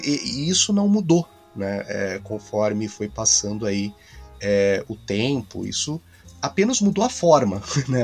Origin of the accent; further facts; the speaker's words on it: Brazil; Como brasileiro